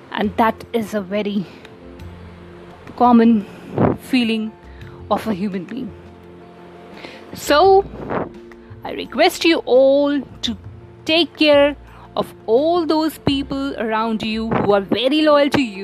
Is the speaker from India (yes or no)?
yes; India; as an Indian